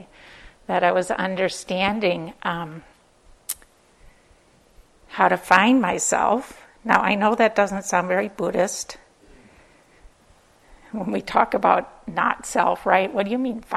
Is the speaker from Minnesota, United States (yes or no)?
yes; Minnesota, United States; accent: Minnesotan; I'm from Minnesota